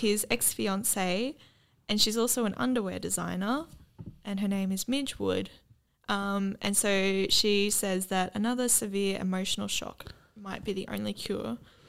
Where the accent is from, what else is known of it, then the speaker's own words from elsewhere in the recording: Australia; we're Australian